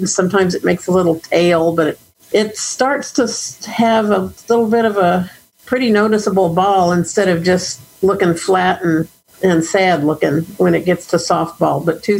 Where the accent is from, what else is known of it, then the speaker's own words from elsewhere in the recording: Austin, Texas, United States; I am from Austin, Texas.